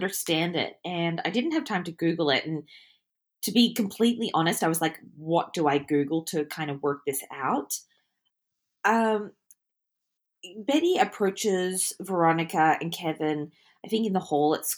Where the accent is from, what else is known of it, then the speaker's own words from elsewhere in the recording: Australia; me being an Australian